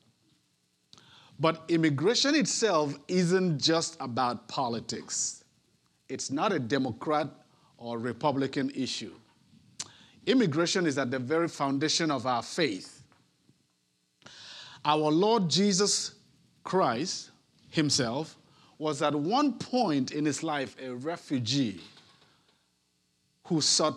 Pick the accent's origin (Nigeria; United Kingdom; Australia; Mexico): Nigeria; moved away as an adult; also born or lived in Netherlands; now in Houston, United States; I myself am an immigrant. While I had the luxury of migrating from my home country, Nigeria, to the Netherlands for religious work